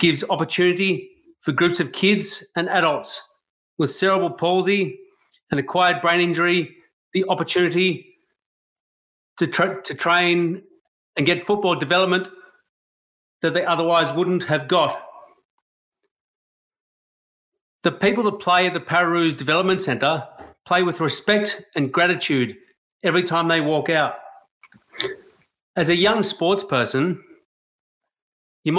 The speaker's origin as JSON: {"language": "English", "country": "Australia", "said": "I love being Australian"}